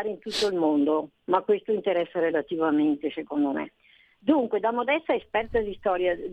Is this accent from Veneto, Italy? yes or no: yes; Veneto, Italy; io sono veneta